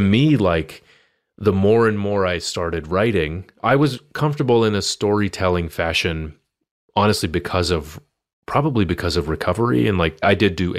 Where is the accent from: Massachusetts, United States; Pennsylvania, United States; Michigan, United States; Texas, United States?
Massachusetts, United States; Boston; We grew up together here in Boston